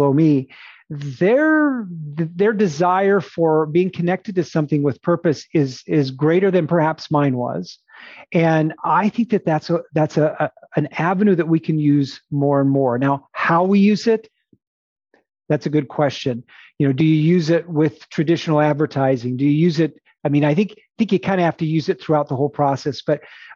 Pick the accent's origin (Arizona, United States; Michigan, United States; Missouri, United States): Arizona, United States; Phoenix; I'm a city boy. I grew up in Phoenix